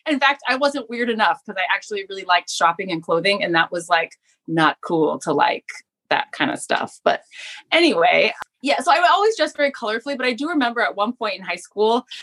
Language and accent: English; West Palm Beach, Florida, United States; also born or lived in St. Louis, Missouri; now in Japan; I grew up in South Florida and I was born in St. Louis.